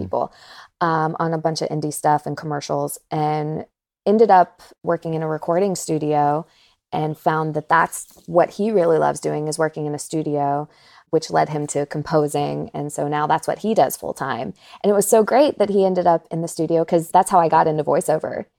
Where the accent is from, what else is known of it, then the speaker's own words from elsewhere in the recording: North Carolina, United States; moved away as an adult; now in Los Angeles, United States; I'm originally from North Carolina